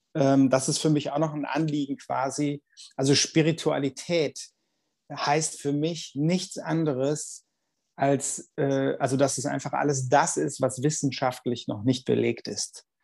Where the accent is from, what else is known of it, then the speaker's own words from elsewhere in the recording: Cologne, North Rhine-Westphalia, Germany; als Kölner